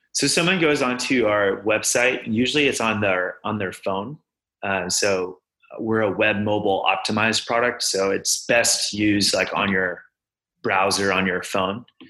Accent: Houston, Texas, United States; moved away as an adult; now in Boston, United States; I'm originally from Houston

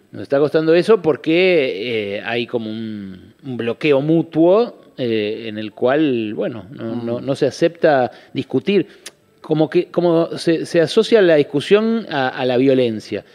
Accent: Buenos Aires, Argentina; me crié acá, en Caballito

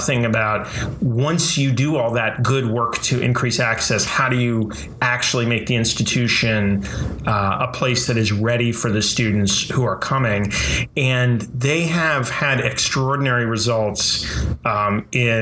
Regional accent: Hudson Valley, New York, United States; I grew up in the Hudson Valley

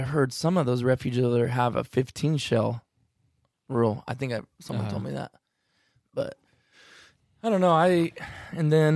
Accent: California, United States

